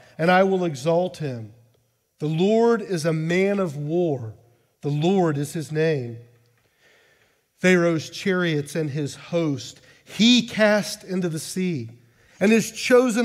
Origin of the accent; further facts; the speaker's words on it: United States; now in Amsterdam, Netherlands; I identify as an American because I am an American.